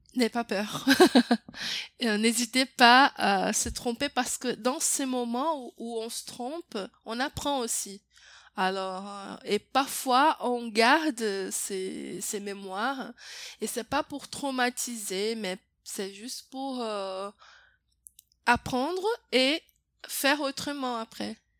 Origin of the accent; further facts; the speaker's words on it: Brazil; French is a second language; je suis brésilienne